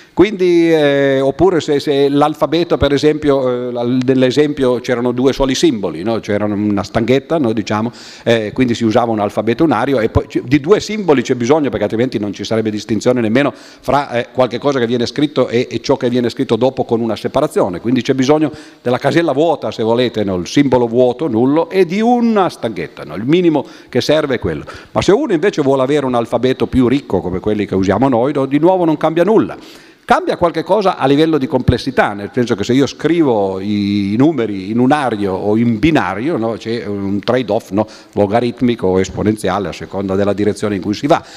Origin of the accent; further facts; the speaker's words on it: Turin, Piedmont, Italy; noi veniamo da Torino